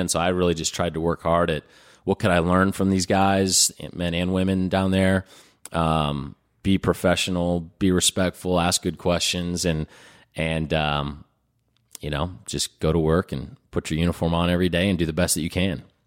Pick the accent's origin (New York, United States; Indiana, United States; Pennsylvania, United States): Indiana, United States; Indianapolis; born or raised there